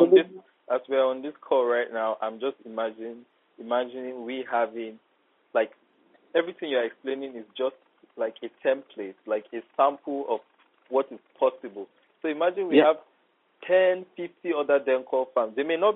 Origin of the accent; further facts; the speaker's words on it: Ogbomoso, Oyo, Nigeria; Even if you go to my own state, in Oyo State, Ogbomoso, my hometown, to be precise.